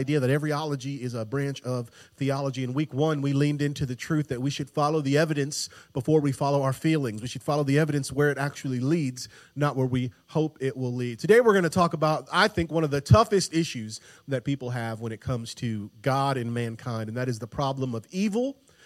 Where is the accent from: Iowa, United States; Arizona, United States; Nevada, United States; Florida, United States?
Florida, United States; Tampa; I grew up in Tampa, Florida